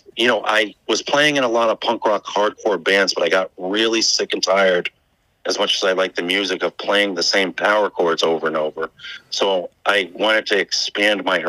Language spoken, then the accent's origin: English; Norwalk, Connecticut, United States; I grew up in Norwalk most of my life